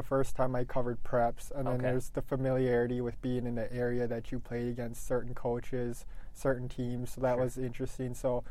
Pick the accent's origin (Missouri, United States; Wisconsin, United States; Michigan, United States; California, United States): Michigan, United States; Bark River; I grew up born and raised in Bark River.